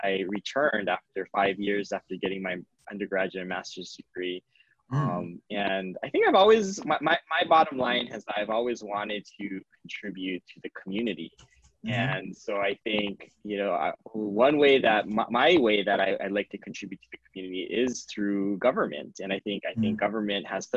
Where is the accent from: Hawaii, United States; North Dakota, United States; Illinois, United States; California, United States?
Hawaii, United States; Maui; I'm just a local boy. I was born and raised here on Maui.